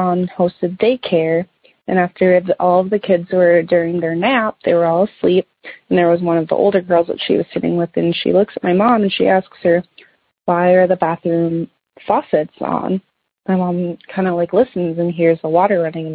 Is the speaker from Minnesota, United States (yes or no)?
yes; Minnesota, United States; the house that I grew up in. So my parents bought our house that we grew up in Minnesota here in the early 90s